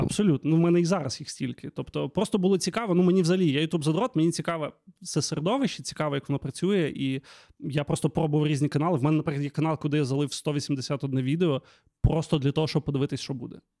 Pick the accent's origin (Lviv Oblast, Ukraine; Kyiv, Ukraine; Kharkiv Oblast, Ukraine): Lviv Oblast, Ukraine; Lviv; я взагалі виріс на Левандівці, тут на район такий собі